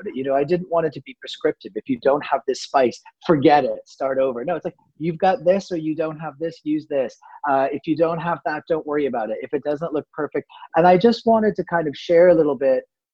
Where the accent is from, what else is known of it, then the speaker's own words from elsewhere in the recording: outside of Boston, Massachusetts, United States; moved away as an adult; now in France; as a kid, I grew up outside of Boston